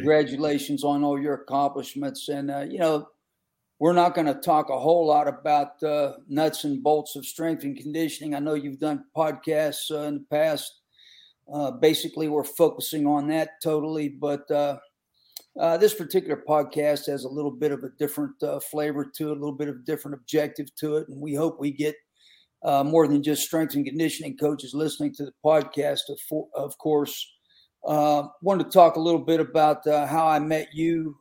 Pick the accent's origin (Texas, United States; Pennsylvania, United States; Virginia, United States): Pennsylvania, United States; Western; I grew up in Western PA where football was uh, very, very, intense